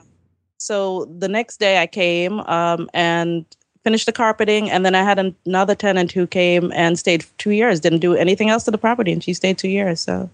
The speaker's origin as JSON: {"language": "English", "country": "Jamaica", "moved": "as an adult", "lives_now": "Maryland, United States", "said": "I came from Jamaica in ninety-nine"}